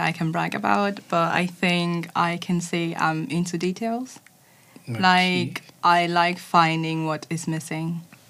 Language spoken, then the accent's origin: English; Germany; I'm from Germany